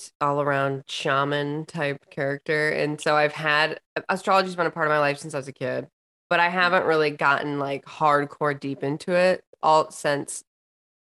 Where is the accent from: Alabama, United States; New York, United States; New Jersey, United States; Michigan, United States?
Michigan, United States; Lansing; I was born and raised in Lansing, so I am a city girl